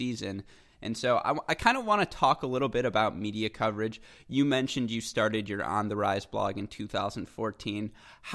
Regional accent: United States; as an American tennis fan

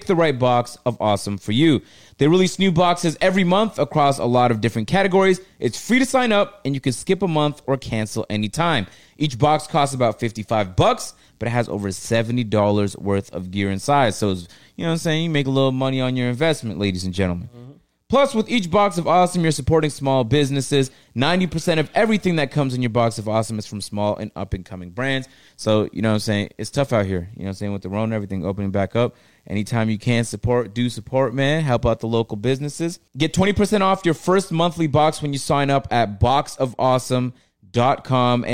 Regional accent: Canada; I'm from Canada

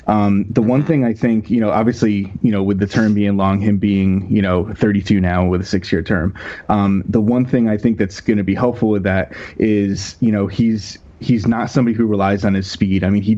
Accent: Connecticut, United States; my background is, I grew up in Connecticut.

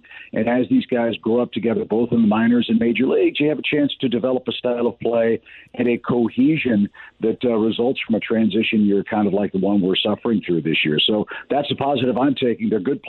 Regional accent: West County, Missouri, United States; as a kid growing up in West County

